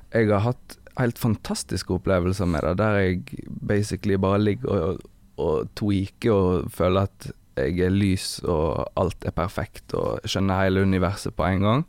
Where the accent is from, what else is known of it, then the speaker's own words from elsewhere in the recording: Evanger, Vestland, Norway; moved away; also born or lived in Bergen; Jeg er fra Evanger. Mm. Det er et kvarter før Voss.